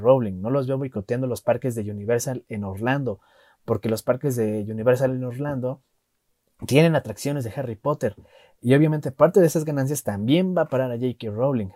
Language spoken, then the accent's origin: Spanish; Mexico; Yo como mexicano